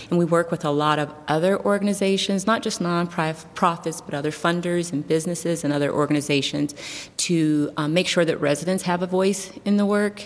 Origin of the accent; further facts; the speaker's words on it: Youngstown, Ohio, United States; I am born and raised in Youngstown, Ohio.